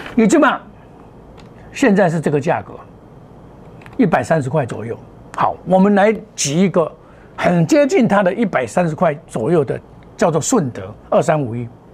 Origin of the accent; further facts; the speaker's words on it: Taiwan; 在我们台湾的考试考第一名啊